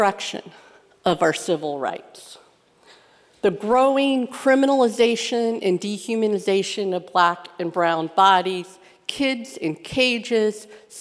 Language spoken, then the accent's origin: English; Midwest, United States; I grew up in the Midwest.